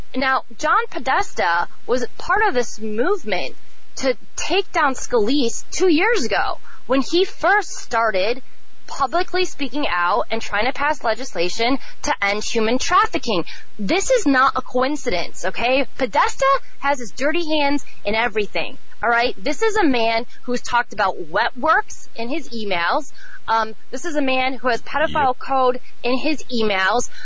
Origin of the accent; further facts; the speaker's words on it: Chicago, Illinois, United States; I'm from Chicago